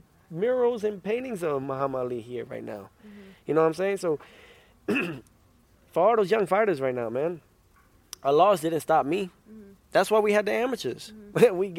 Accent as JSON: {"language": "English", "country": "United States", "said": "I'm American first, then Honduran"}